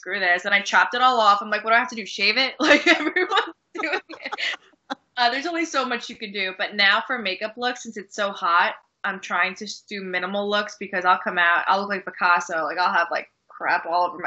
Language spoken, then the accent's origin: English; Poughkeepsie, New York, United States; also born or lived in Long Island, New York; now in New Jersey, United States; I was raised upstate New York in Poughkeepsie. And then I moved down to Long Island, which was actually where I was born.